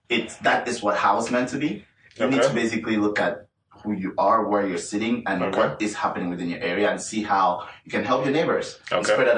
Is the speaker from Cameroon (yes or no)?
yes; Cameroon; moved away; I was born in the French speaking area